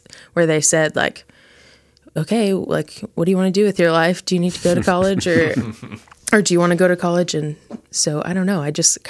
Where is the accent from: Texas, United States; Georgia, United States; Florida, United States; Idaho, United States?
Texas, United States; Plano; So I moved a lot when I was little, but in about middle school, we moved to Plano, Texas. And so that's basically where I grew up.